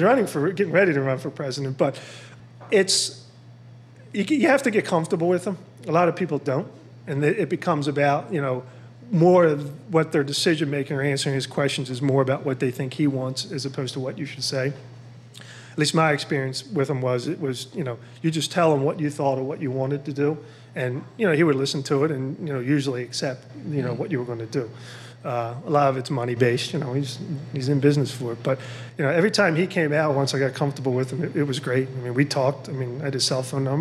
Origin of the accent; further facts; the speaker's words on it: Philadelphia, Pennsylvania, United States; I grew up in Philadelphia